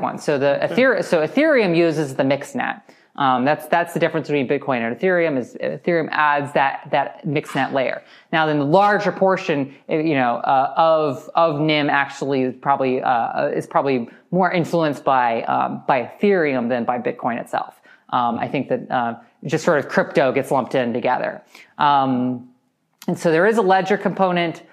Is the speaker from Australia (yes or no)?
no; United States; as an American